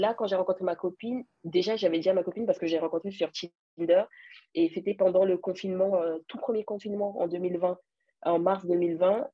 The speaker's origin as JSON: {"language": "French", "country": "France", "tie": "born or raised there", "also_born_or_lived": "Cameroon", "said": "je viens du Cameroun, mais j'ai grandi en France. Donc, je vis en France en ce moment"}